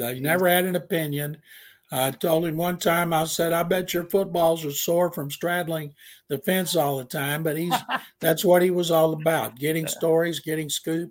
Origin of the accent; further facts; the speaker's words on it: Houston, Texas, United States; I'm from Houston.